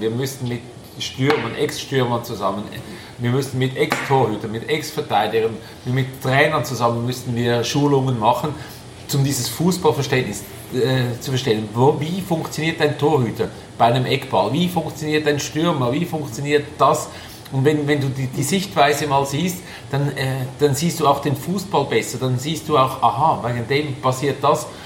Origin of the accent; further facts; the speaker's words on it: Switzerland; bei uns in der Schweiz